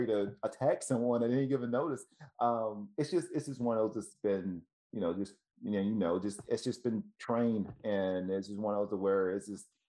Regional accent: Tennessee, United States; moved away; also born or lived in Ohio; I'm originally from Tennessee

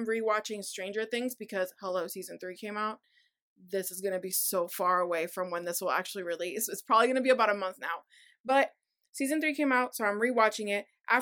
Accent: Puerto Rico; now in Massachusetts, United States; I grew up in Puerto Rico. Like I was born here, but my childhood was in Puerto Rico.

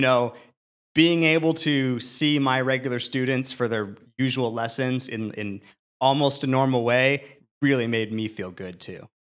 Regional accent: California, United States; as a Californian

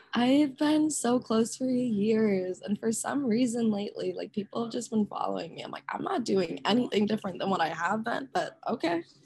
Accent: Rochester, Minnesota, United States; I grew up in Rochester, Minnesota, which is where the Mayo Clinic is

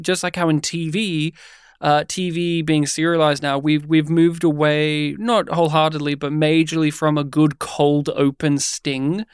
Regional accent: Australia; also born or lived in Melbourne, Australia; we're Australian

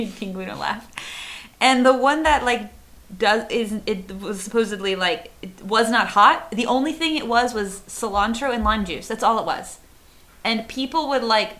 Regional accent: Arkansas, United States; now in Chile; I did grow up in Arkansas, which is where we have chocolate gravy on biscuits.

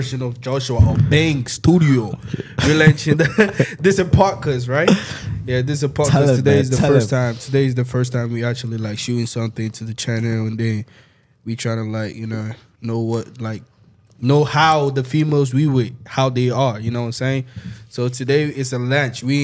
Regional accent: Ghana; we, Josh and I, we from Ghana

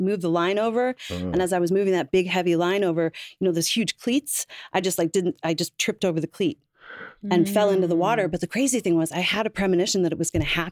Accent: Newfoundland and Labrador, Canada; moved away as an adult; now in United States; I grew up in Newfoundland in Canada

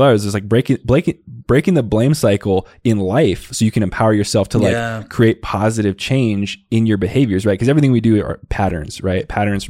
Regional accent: Tucson, Arizona, United States; I grew up in the Southwest body. It was in Tucson, Arizona. So, you know, the way to speak where I grew up, is very much not acceptable today

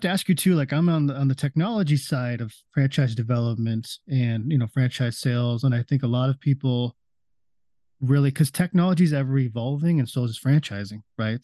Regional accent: Las Vegas, Nevada, United States; it's in my hometown. I'm in Las Vegas, so it's right in my backyard.

